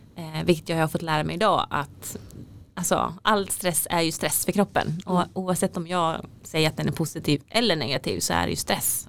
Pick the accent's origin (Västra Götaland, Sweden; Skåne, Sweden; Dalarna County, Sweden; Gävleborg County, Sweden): Dalarna County, Sweden; Falun; moved away as an adult; also born or lived in South Korea / Uppsala; har jag vuxit upp i, i Falun